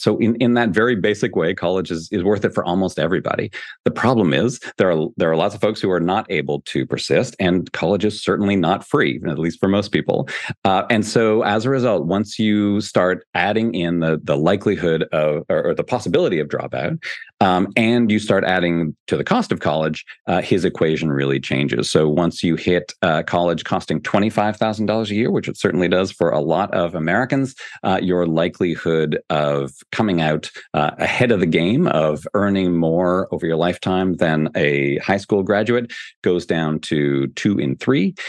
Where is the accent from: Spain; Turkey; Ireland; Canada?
Canada; now in United States; I'm from Canada originally